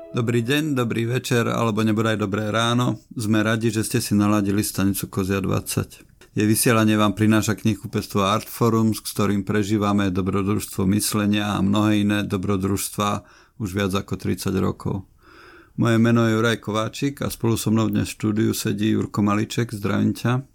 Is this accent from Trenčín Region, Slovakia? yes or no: yes; Nová Dubnica, Trenčín Region, Slovakia; keď som vyrastal v Novej Dubnici v paneláku na 7. poschodí